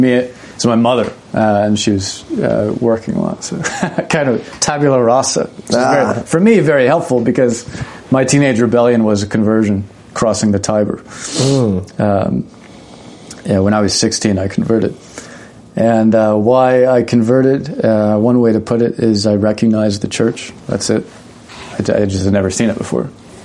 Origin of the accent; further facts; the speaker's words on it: the South, United States; I was raised so in the South. The Bible Belt, of course, Protestantism is the norm